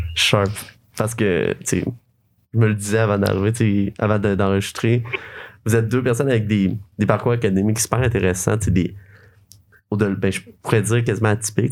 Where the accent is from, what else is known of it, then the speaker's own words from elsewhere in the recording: Sherbrooke region, Quebec, Canada; je viens de Sherbrooke, de la région de Sherbrooke, vraiment proche.